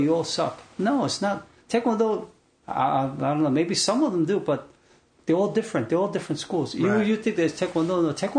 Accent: South Korea; now in United States; we're Koreans.

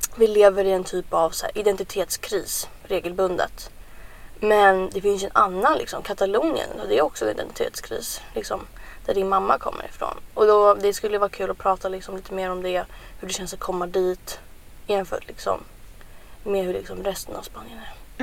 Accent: Sweden; jag och Paulina vi är födda här i Sverige

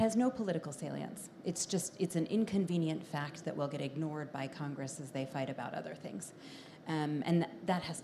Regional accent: Canada; as a Canadian

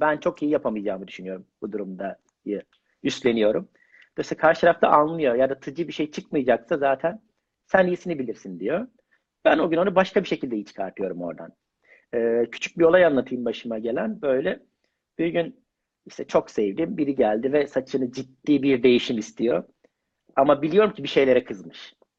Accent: Mersin, Turkey; now in Istanbul, Turkey; Ben ilk işte Mersinliyim

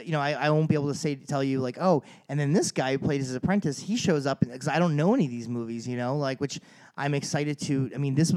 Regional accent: New Jersey, United States; moved away; I grew up in South Jersey first

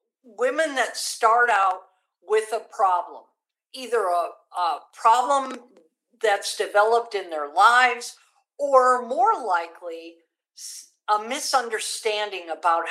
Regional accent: San Antonio, Texas, United States; And it was right here in San Antonio that year. So it was my home state, so I didn't even have to fly in.

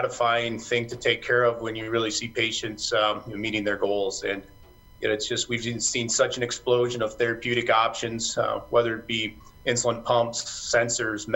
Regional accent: Rapid City, South Dakota, United States; also born or lived in Missouri / Sioux Falls, South Dakota; I'm originally from South Dakota. I grew up in Rapid City and then moved away to Missouri for a while.

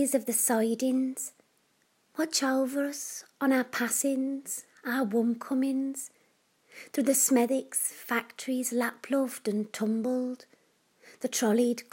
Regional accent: Black Country, West Midlands, United Kingdom; I grew up in the Black Country, and I'm still in love with its dialect.

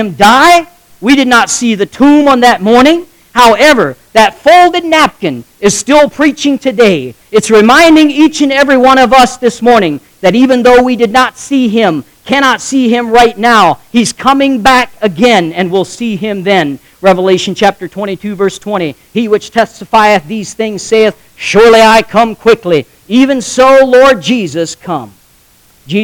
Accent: United States; accent: Amish; first language Pennsylvania German (Amish); English is a second language; English is my second language. I spoke Amish until I spoke English

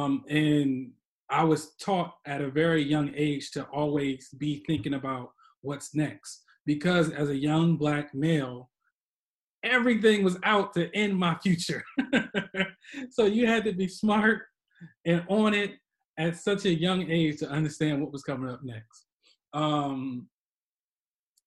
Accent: Chester, Pennsylvania, United States; I grew up in Chester Upland School District

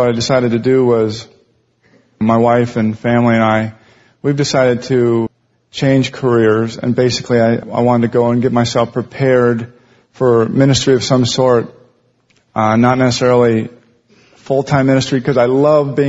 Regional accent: Montana, United States; moved away as an adult; also born or lived in Los Angeles area; now in Los Angeles, United States; I'm from Montana. I moved down here to work in the film business about 15 years ago

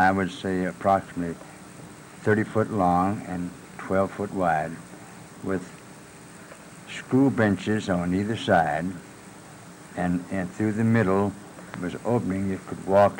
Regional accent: Patton Creek community, Oldham County, Kentucky, United States; In the Patton Creek community of Oldham County

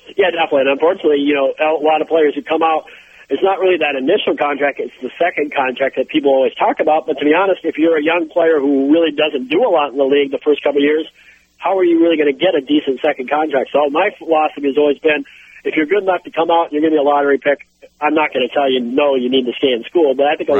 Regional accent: Minnesota, United States; my home state here in Minnesota

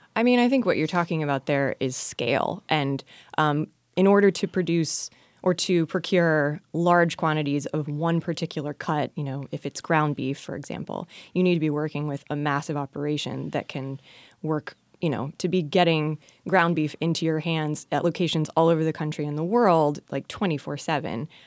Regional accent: Oklahoma, United States; moved away as an adult; also born or lived in North Carolina; now in Virginia, United States; I'm actually from Oklahoma

